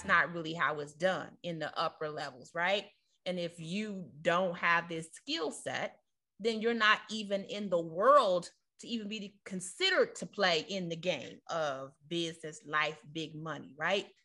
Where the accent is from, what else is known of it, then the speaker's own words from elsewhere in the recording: Chicago, Illinois, United States; moved away as an adult; now in Virginia, United States; we're from the inner city of Chicago